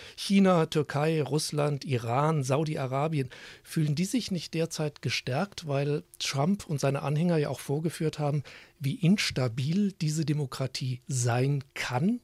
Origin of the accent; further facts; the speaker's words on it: Germany; bei uns in Deutschland